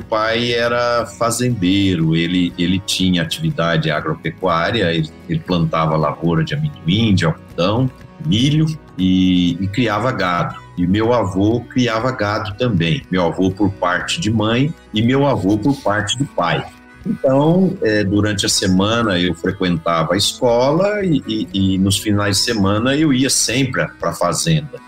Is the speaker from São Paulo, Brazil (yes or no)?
yes; Ituverava, São Paulo, Brazil; now in Uberlândia, Brazil; eu sou nascido em Ituverava, no interior de São Paulo, né, na região ali de Ribeirão Preto